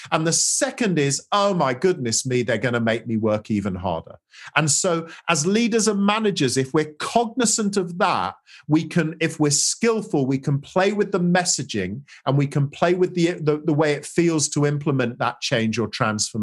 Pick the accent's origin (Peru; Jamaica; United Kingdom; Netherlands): United Kingdom; England; as an English, you know, as a Brit